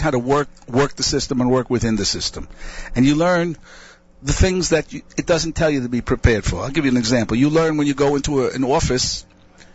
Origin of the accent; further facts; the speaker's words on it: United States; first language English; moved away as an adult; now in Israel; I'm officially an Israeli. That doesn't mean I'm not an American citizen